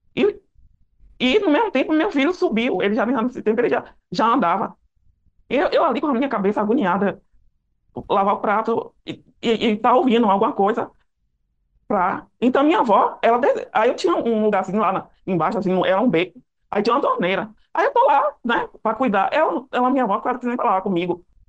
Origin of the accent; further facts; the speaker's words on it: Salvador, Bahia, Brazil; moved away as an adult; now in Catu, Brazil; eu nasci em Salvador. E sou de Salvador, mas infelizmente eu moro aqui em Catu